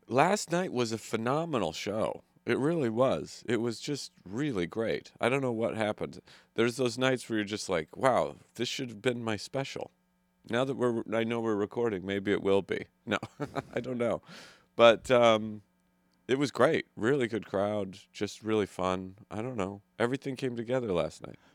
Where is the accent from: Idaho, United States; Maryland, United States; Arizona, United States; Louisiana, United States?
Idaho, United States; I'm from Idaho, where we have um, forest fires